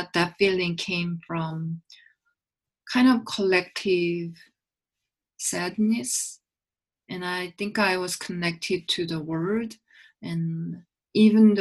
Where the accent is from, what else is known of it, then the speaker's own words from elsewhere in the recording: Seoul, South Korea; I grew up in Seoul and I still live in Seoul